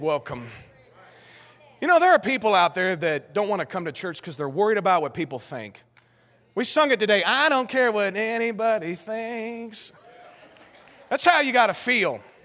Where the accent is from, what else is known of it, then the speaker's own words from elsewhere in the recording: United States; we're American